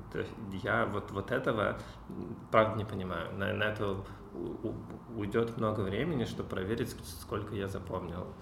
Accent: Cheboksary, Chuvashia, Russia; Я родился в Чебоксарах, учился там же, в школе

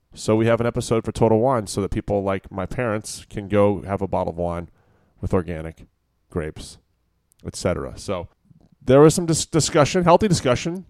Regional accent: Virginia, United States; now in California, United States; when I was growing up in Virginia, it was always pretty warm

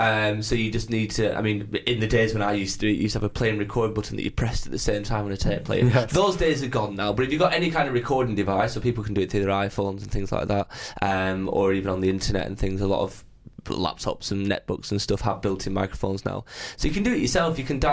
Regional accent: North West England, United Kingdom; And then went back to my hometown in Lancashire where there wasn't an awful lot going on, really.

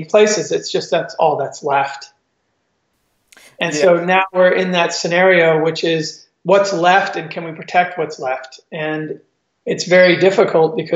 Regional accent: Eastern Cape, South Africa; growing up in South Africa, right on the wild coast

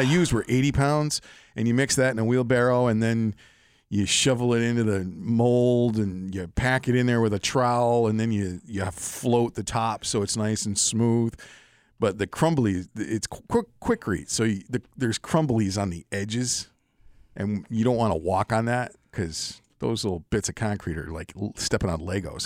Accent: Pittsfield, Massachusetts, United States; moved away; also born or lived in Springfield, Massachusetts; I'm really from Pittsfield

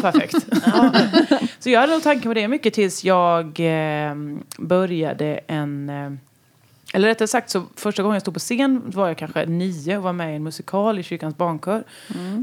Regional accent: western Småland, Kronoberg County, Sweden; also born or lived in Halland; now in Ysby, Sweden; jag kom ju från västra Småland

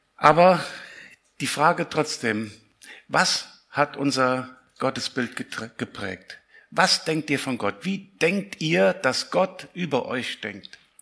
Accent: Siegen, North Rhine-Westphalia, Germany; Ich komme aus Siegen

